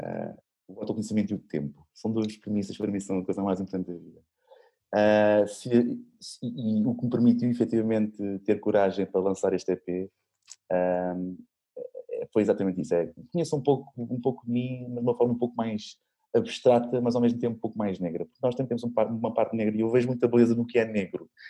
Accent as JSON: {"language": "Portuguese", "region": "Lisbon", "country": "Portugal", "tie": "born or raised there", "also_born_or_lived": "Sintra", "said": "Sou de Lisboa, nasci hum. em Sintra, mas, mas sou maioritária. Sou, sou alfacinha"}